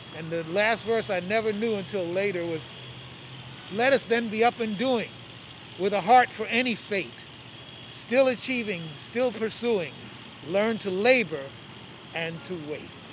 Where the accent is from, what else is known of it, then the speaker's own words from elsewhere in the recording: New York City, New York, United States; I was born in Brooklyn